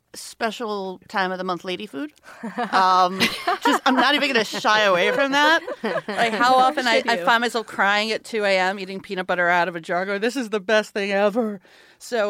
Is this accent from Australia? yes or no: no; New York City, New York, United States; I grew up in New York. I grew up in Brooklyn